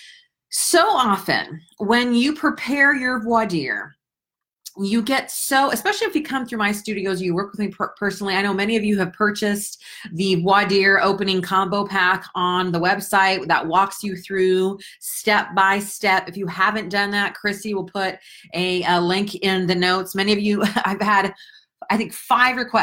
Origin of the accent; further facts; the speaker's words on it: United States; I was born here in the United States. For those of you who don't know that I am 100% Finn, because both of my parents were born in Finland